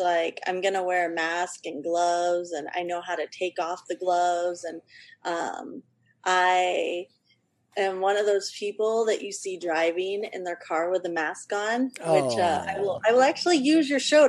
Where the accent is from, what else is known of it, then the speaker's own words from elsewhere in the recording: Ventura County, California, United States; I grew up in Ventura County, like where you could just walk to the beach minutes. It was like 2 minutes away.